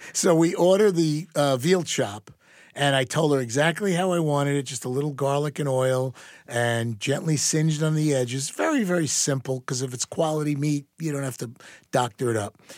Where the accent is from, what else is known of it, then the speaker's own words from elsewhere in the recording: New York, United States; moved away; also born or lived in Dallas, Texas; a very proud New Yorker